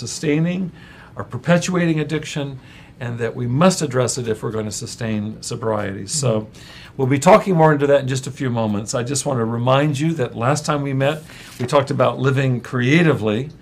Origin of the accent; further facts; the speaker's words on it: Central California, United States; I grew up in Central California where we had possums